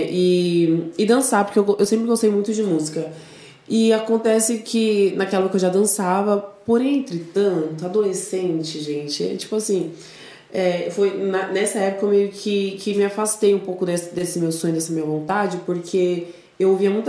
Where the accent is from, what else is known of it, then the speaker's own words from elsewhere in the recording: São Paulo, Brazil; Sou, sou daqui de São Paulo.